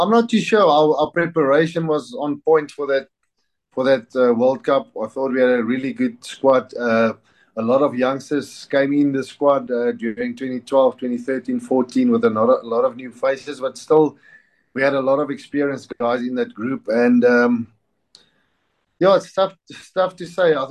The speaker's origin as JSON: {"language": "English", "country": "South Africa", "said": "as a South African"}